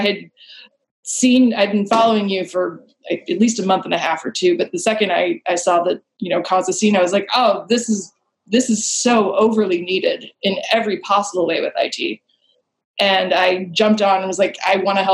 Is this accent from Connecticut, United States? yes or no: no; Milwaukee, Wisconsin, United States; now in Portland, United States; I grew up in Milwaukee, Wisconsin